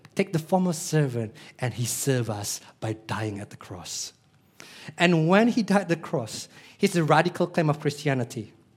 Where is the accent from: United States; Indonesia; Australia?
Indonesia; Denpasar, Bali; I was born in Denpasar, Bali, Indonesia